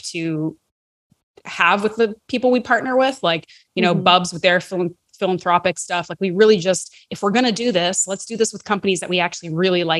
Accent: Canada; as a Canadian who lives in Canada

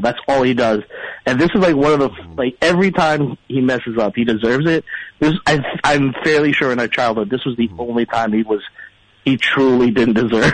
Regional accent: Philippines; moved away; I grew up in the Philippines

